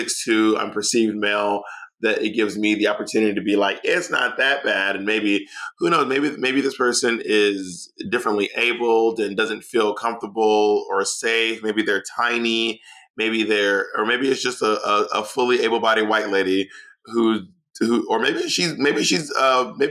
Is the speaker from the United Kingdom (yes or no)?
no; Atlanta, Georgia, United States; also born or lived in New York City; now in Los Angeles, United States; I'm from Atlanta. I lived in New York City for 12 years.